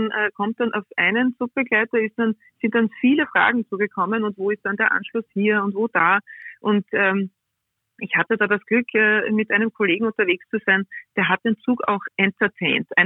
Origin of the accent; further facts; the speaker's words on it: Liezen, Styria, Austria; dass mein Opa extra von Rottenmann nach Liezen, ich bin aus Liezen, okay. gefahren